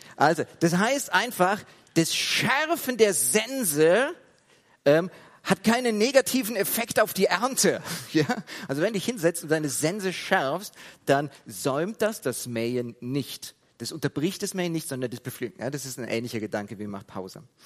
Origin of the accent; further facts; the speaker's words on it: Heidelberg, Baden-Württemberg, Germany; dass ich in der Gemeinde aufgewachsen bin in Heidelberg